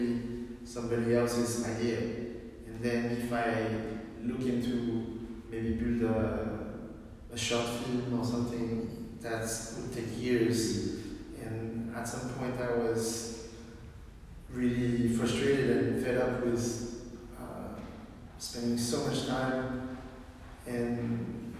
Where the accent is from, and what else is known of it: France; born or raised there; also born or lived in Beijing, China